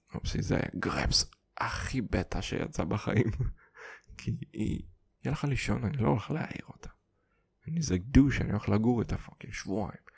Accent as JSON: {"language": "Hebrew", "country": "Kazakhstan", "tie": "born or raised there", "also_born_or_lived": "Siberia", "first_language": "Russian", "second_language": "Hebrew", "moved": "yes", "lives_now": "Israel", "said": "נולדתי בקזחסטן"}